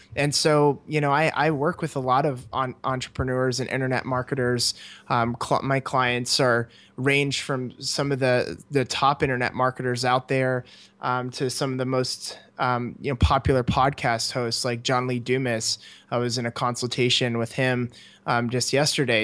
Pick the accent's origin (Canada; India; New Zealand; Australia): Canada; moved away as an adult; I grew up in Canada